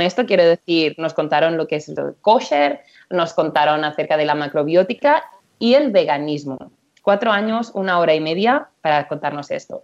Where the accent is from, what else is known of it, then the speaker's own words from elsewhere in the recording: Empordà, Barcelona area, Catalonia, Spain; moved away as an adult; now in United States; soy, soy de Barcelona, bueno, de Alampordá, soy de, soy de por aquí, cerquita de donde está Joan